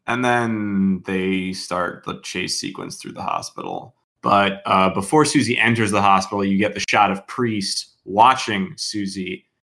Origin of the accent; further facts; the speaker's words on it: Midwest, United States; Growing up in the Midwest